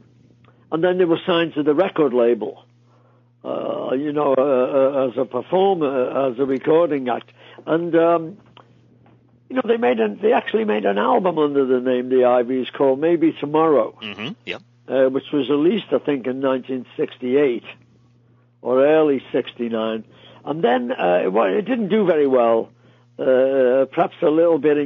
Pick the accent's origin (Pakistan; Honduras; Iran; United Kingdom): United Kingdom; Liverpool, North West England; Tommy and I grew up in Liverpool